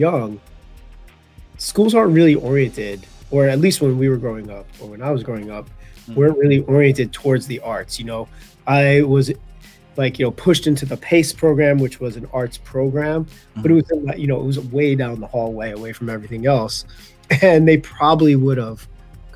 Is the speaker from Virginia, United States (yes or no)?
no; Merrick, New York, United States; born or raised there